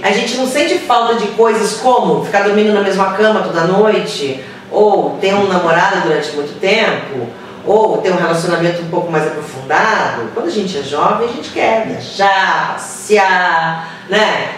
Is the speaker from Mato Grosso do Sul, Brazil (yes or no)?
no; Rio de Janeiro, Brazil; moved away as an adult; now in São Paulo, Brazil; eu moro aqui, sou do Rio